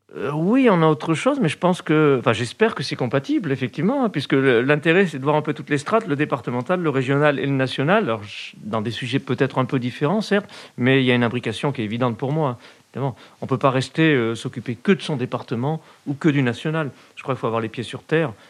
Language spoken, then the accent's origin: French; Creuse, Nouvelle-Aquitaine, France; also born or lived in Clermont-Ferrand; je suis originaire d'une commune, une petite commune de la Creuse, où j'étais adjoint au maire, euh, qui est limitrophe du département du Puy-de-Dôme. Je suis né à Clermont, même si j'ai toujours vécu en Creuse